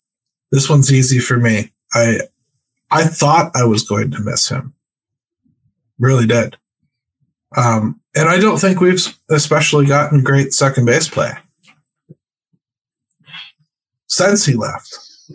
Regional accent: Pittsburgh, Pennsylvania, United States; We're from Pittsburgh. We travel south, my friend.

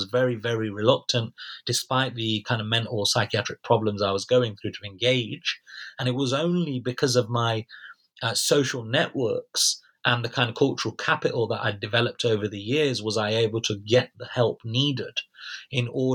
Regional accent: United Kingdom; as British citizens

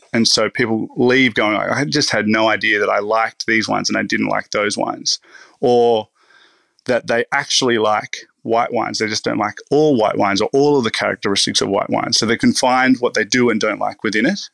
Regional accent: Riverland, South Australia, Australia; now in Melbourne, Australia; I grew up in the Riverland, which is it's starting to become quite a um, reputable area

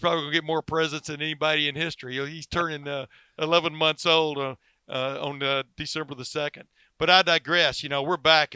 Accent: Alabama, United States; I was born in Alabama

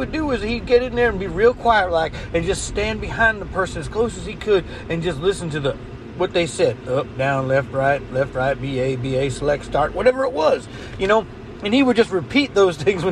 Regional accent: Florida, United States; I am an American. I am a Floridian.

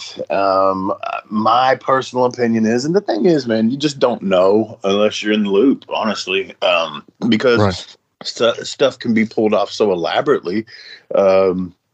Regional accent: Nashville, Tennessee, United States; I was born and raised in Nashville, Tennessee

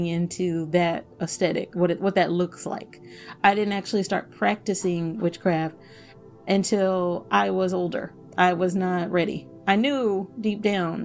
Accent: Dallas, Texas, United States; Oak Cliff is the hood of Dallas. It is one of many hoods of Dallas, but it is the hood that I grew up

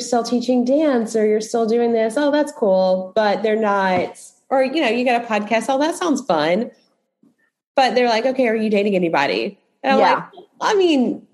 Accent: the South, United States; growing up in the South

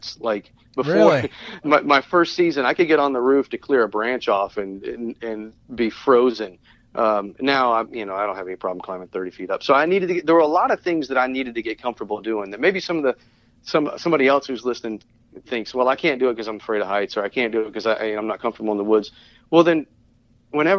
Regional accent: Tennessee, United States; moved away; I grew up in Tennessee. I grew up in the mountains and played in the woods a lot

